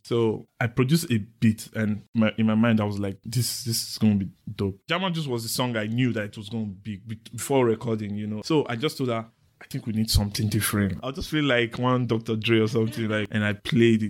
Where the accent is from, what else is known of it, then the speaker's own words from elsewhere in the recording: Benin City, Edo, Nigeria; growing up in Benin